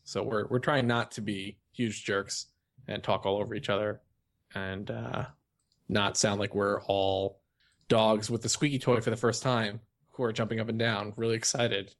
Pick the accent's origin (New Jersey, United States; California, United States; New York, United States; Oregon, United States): New York, United States; I'm from New York and I'm Jewish and grew up on this stuff